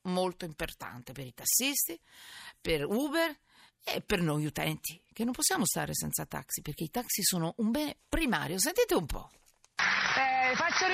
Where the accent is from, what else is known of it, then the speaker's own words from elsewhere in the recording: Milan, Lombardy, Italy; anch'io che sono milanese